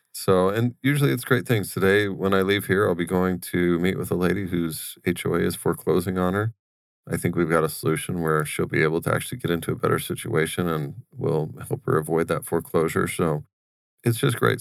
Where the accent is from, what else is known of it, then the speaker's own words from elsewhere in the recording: Wickenburg, Arizona, United States; we grew up in Wickenburg